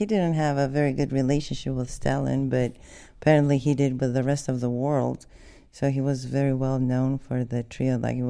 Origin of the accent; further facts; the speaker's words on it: Ferizaj, Kosovo; moved away; also born or lived in Pristina, Kosovo; Yes, I was born in Pristina, and I lived in Ferizaj.